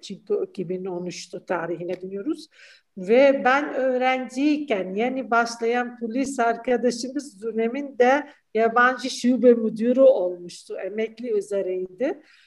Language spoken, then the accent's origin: Turkish; Syria; Turkish is a second language; moved away as an adult; now in Turkey